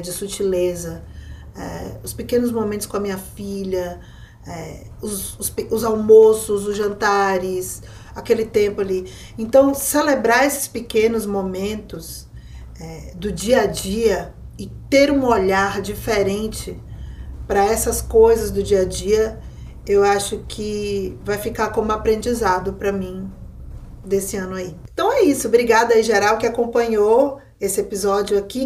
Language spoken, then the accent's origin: Portuguese; Bahia, Brazil; como uma mulher nordestina, baiana